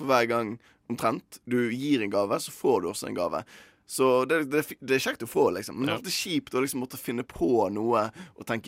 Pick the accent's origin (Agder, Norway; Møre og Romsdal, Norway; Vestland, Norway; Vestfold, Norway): Vestland, Norway; Bergen; moved away; nå når jeg var hjemme i Bergen